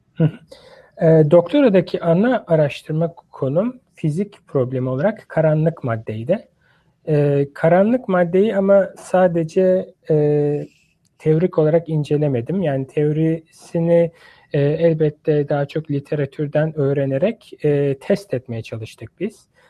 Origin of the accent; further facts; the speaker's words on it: Istanbul, Turkey; moved away as an adult; also born or lived in Ankara, Turkey; now in United States; ben İstanbul doğumluyum